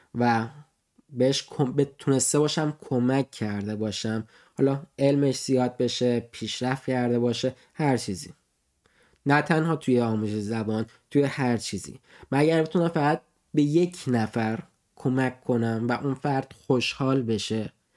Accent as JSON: {"language": "Persian", "country": "Iran", "moved": "yes", "lives_now": "Nuremberg, Germany"}